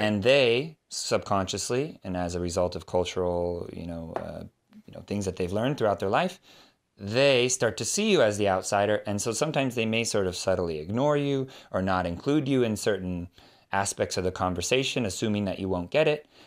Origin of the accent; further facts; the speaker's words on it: California, United States; I'm from California. United States